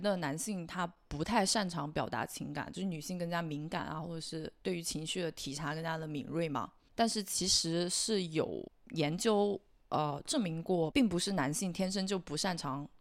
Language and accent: Chinese; China; 整个我们中国的一个社会环境都是这个样子